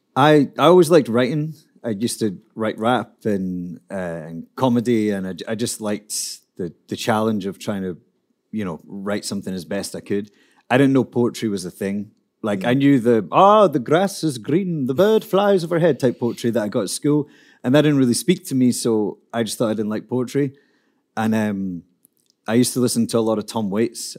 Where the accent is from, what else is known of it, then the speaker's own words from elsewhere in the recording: Scotland, United Kingdom; I'm a poet from Scotland